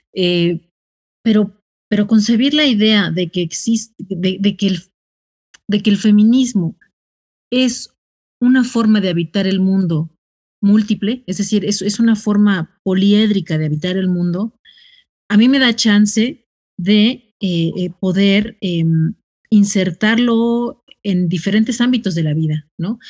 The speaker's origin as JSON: {"language": "Spanish", "town": "Ciudad Nezahualcóyotl", "region": "State of Mexico", "country": "Mexico", "said": "yo soy de Ciudad Neza"}